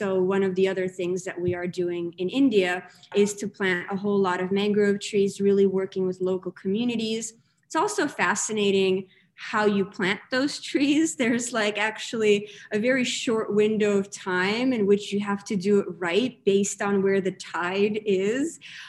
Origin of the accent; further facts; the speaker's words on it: Russia; now in United States; I grew up in Russia, moved to America. I'm this person that is comfortable in these in-betweens and in these things where two different things join.